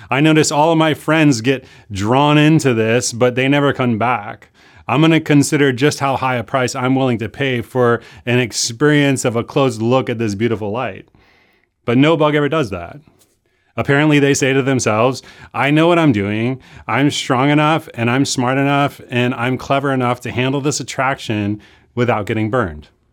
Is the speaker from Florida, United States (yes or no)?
no; Chicago, Illinois, United States; moved away; I grew up in Chicago